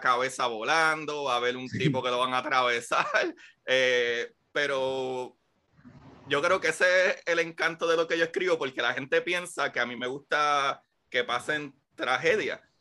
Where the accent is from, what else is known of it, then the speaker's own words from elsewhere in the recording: Puerto Rico; moved away as an adult; yo me fui de Puerto Rico en el 2013